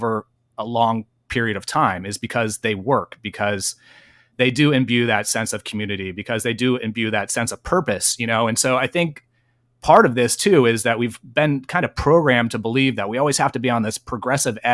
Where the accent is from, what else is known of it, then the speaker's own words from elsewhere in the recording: Bay Area, California, United States; I'm from California, Clownifornia, and I'm from originally the Bay Area